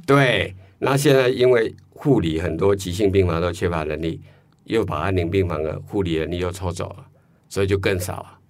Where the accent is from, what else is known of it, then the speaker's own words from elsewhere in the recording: Taiwan; 我们台湾人不太习惯这时候去讨论